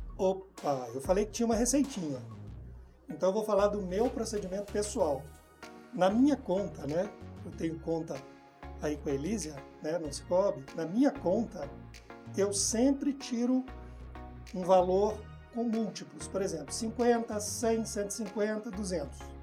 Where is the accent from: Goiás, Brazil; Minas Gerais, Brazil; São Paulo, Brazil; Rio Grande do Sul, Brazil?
Minas Gerais, Brazil; Ouro Preto; moved away; Eu sou de Ouro Preto